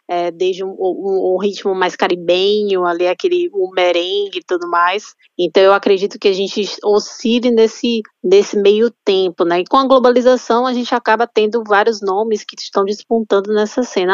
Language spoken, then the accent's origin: Portuguese; Salvador, Bahia, Brazil; eu sou de Salvador